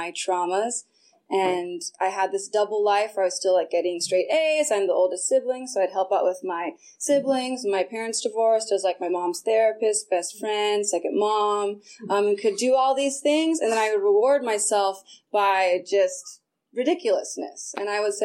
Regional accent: Sonoma County, California, United States; I grew up in Sonoma County, so you have to drive everywhere

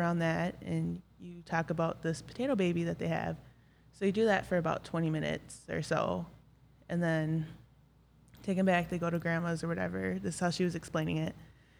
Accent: Black River Falls, Wisconsin, United States; I'm from Black River Falls, Wisconsin.

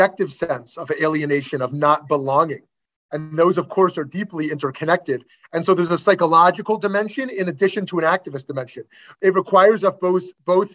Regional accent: Canada; myself as a Canadian

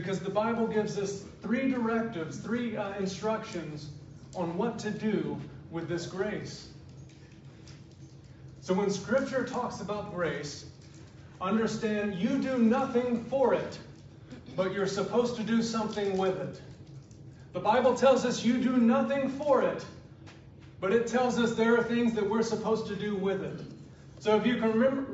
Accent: South Georgia, United States; I was born and raised in South Georgia

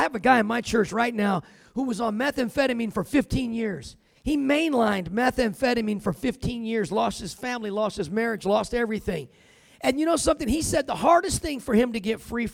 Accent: California, United States; now in Colorado, United States; I'm from California, but I've been living in Colorado

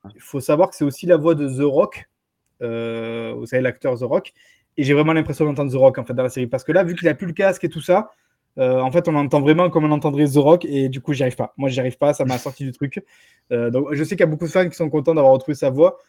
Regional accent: France; chez nous en France

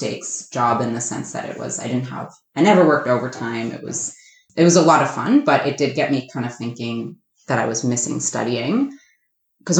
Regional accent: Massachusetts, United States; moved away; I am born and raised in Massachusetts. I grew up about an hour outside of Boston

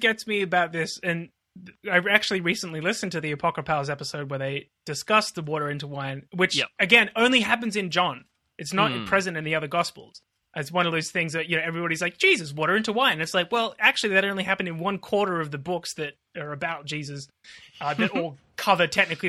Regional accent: Australia; Yes, I'm an Australian author with a heavy bias to Australian produce and wine

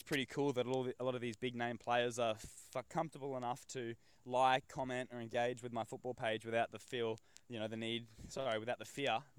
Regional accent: Northern Territory, Australia; growing up in the Northern Territory

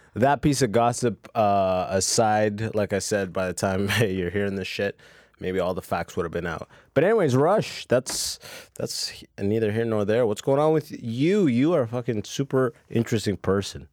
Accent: London, Ontario, Canada; also born or lived in Sudan; now in Toronto, Canada; I'm coming from my hometown, London

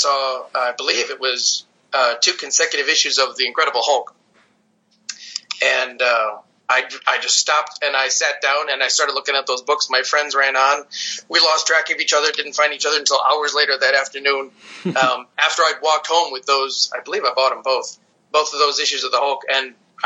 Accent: Stevens Point, Wisconsin, United States; I was raised in Wisconsin, Stevens Point, Wisconsin

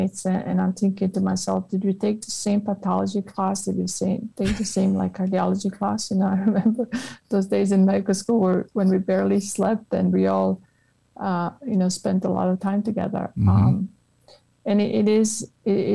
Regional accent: Croatia; moved away as an adult; also born or lived in Italy / United Kingdom; now in United States; I remember being in high school in Croatia.

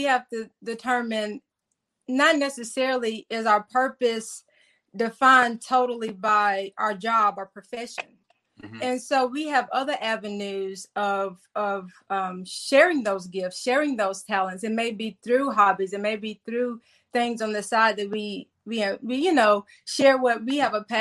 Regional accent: Jackson, Mississippi, United States; also born or lived in Gulfport, Mississippi / Arkansas; I was raised in Jackson

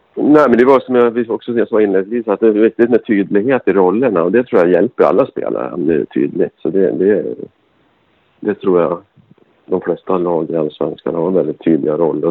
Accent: Gävle, Gävleborg County, Sweden; Gävle är min hemstad

